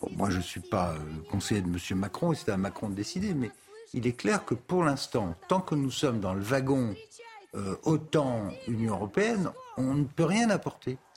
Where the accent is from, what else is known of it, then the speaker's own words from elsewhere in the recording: France; nous on est Français